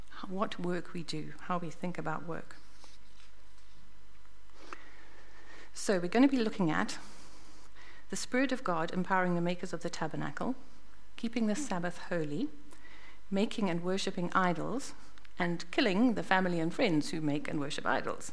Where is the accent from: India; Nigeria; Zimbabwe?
Zimbabwe; moved away as an adult; also born or lived in Botswana; now in New Zealand; I was born in Zimbabwe and grew up in Zimbabwe.